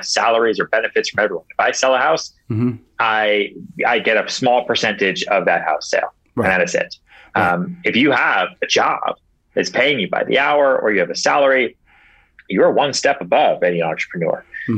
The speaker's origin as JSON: {"language": "English", "town": "Houston", "region": "Texas", "country": "United States", "tie": "born there", "lives_now": "New York, United States", "said": "I'm not from here. I was born in Houston, Texas. I grew up a little bit in Long Island outside Boston. You know, I bounced around 8 times"}